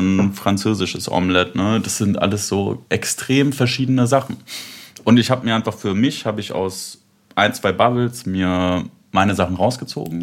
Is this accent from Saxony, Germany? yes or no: yes; Leipzig, Saxony, Germany; also born or lived in Bremen; Ich komme eigentlich aus Leipzig, arbeite da in einem Fahrradladen